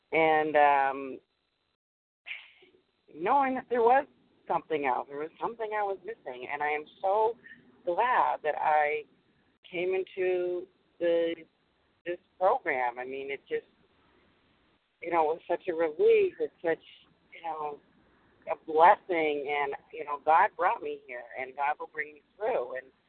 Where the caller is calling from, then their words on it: Massachusetts, United States; I'm calling from Massachusetts